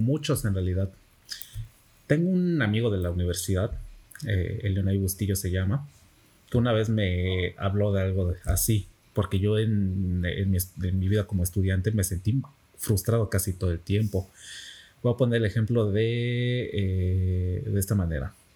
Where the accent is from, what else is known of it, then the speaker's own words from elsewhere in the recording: Campeche, Mexico; No soy de aquí de Campeche, pero vivo aquí prácticamente toda la, he vivido prácticamente aquí toda la vida